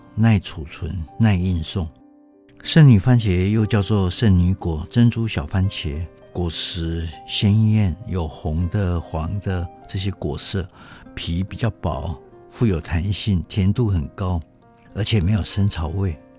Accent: Taiwan; 我们台湾人

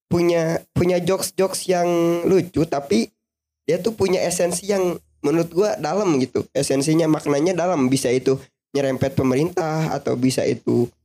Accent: West Java, Indonesia; semua, apalagi kita orang Sunda

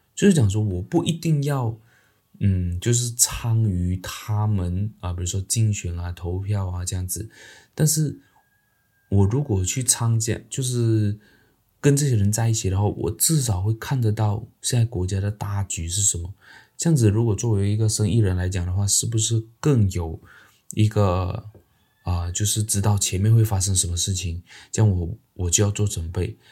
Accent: Malaysia; 那明天呢，就是我们马来西亚的这个大选呐。

